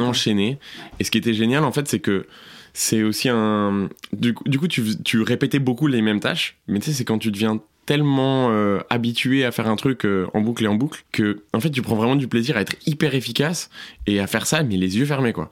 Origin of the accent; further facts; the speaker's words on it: southern France, France; moved away as an adult; also born or lived in Paris area / United States / Montreal; now in Brussels, Belgium; Je suis parti dans le sud de la France. J'ai grandi la plupart de ma vie là-bas. Donc, je pense de mes 5, 6 à mes 18 ans.